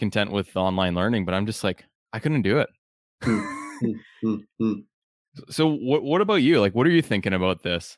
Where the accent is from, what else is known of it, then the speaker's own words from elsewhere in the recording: Canada; if you're from Uganda and I grew up in Canada and we meet each other and talk